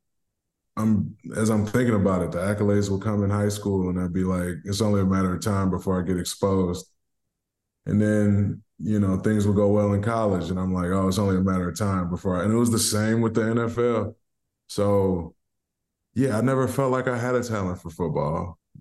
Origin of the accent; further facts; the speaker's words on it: Detroit, Michigan, United States; growing up in Detroit was very educational